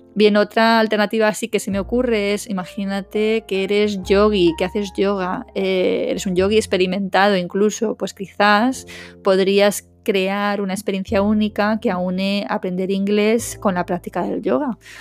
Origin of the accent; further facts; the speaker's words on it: Madrid, Community of Madrid, Spain; moved away as an adult; now in Málaga, Spain; dejar atrás la abogacía en Madrid, que es donde yo me crié, aunque soy malagueña de nacimiento